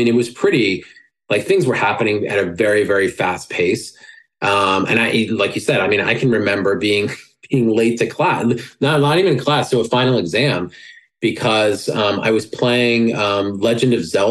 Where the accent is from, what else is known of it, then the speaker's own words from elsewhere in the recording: New York, United States; I'm a New Yorker. I talk like I like that conversational style, right?